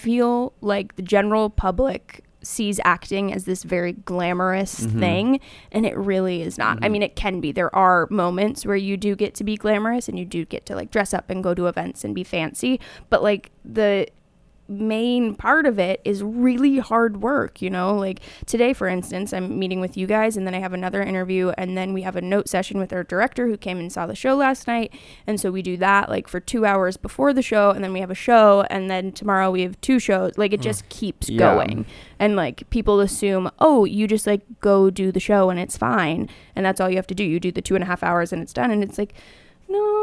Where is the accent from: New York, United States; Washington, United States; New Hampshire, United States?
Washington, United States; outside of Seattle; moved away; I grew up outside of Seattle